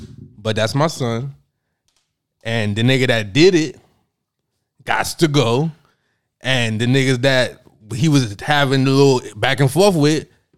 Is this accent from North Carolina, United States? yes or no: no; New York City, New York, United States; I'm from New York.